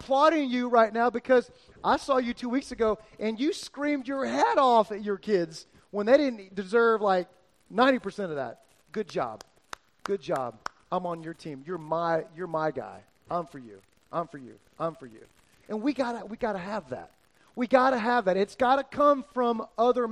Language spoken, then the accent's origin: English; South Florida, United States; moved away; I grew up in South Florida with my dad